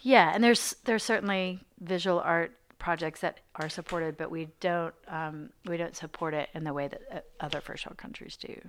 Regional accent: Arkansas, United States; moved away as an adult; also born or lived in New York / Cambridge, Massachusetts; now in Nashville, United States; I grew up in Arkansas

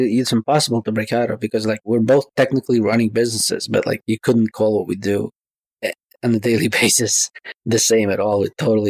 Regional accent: New York City, New York, United States; when I was growing up in Brooklyn, there's a Russian community.

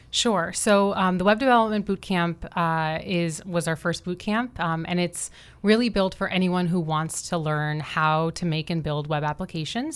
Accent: Florida, United States; also born or lived in Pittsburgh, Pennsylvania; am from Florida, so I was born and raised in Florida, but a recent Miami transplant, I've been here for six years

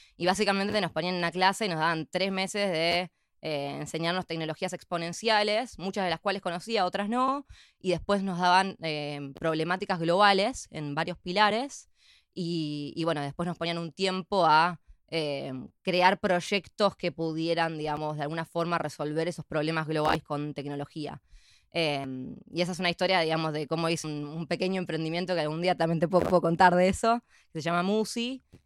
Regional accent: San Isidro, Buenos Aires Province, Argentina; also born or lived in Palermo, Buenos Aires; nací en Argentina, en, Buenos Aires. Eh, soy de, San Isidro

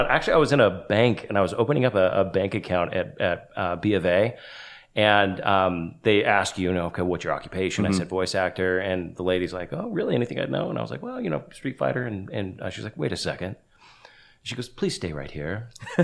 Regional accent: Los Angeles, California, United States; I'm from Los Angeles

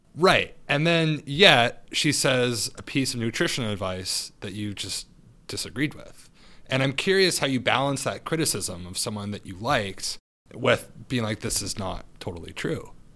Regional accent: Santa Barbara, California, United States; I'm from Santa Barbara

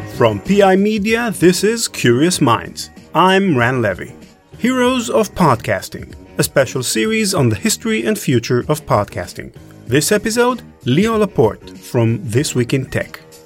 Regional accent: Israel; I'm from Israel

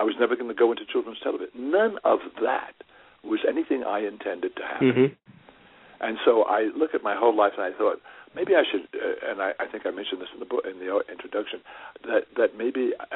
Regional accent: New York City, New York, United States; born or raised there

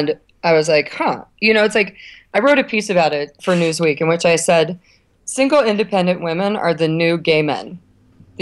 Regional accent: United States; also born or lived in Ohio / Kentucky; now in New York, United States; I'm from Ohio and Kentucky

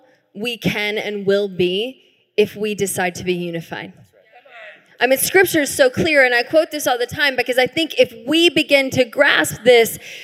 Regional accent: the South, United States; now in Tacoma, United States; I grew up in the South

